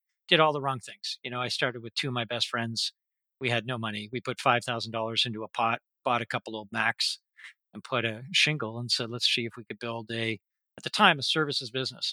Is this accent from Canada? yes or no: yes; Toronto, Ontario, Canada; moved away as an adult; now in Vancouver, Canada; So Canadian, born and bred and grew up in Toronto